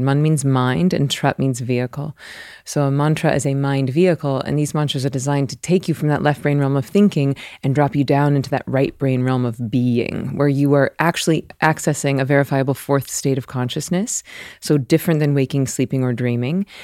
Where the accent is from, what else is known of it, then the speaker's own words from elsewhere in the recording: the South, United States; I'm from the South